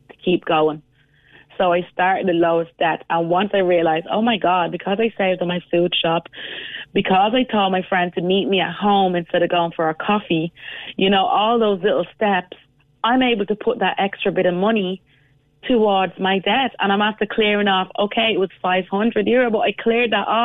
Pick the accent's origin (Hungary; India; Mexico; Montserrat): Montserrat; Cork Hill; moved away; I'm actually from a village in Montserrat, the Emerald Isle of the Caribbean, called Cork Hill Village.